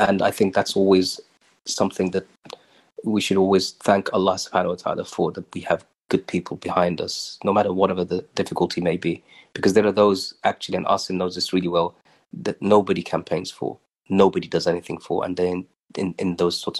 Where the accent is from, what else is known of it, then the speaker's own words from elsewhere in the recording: Birmingham, West Midlands, United Kingdom; Spark Hill in Birmingham. That was home.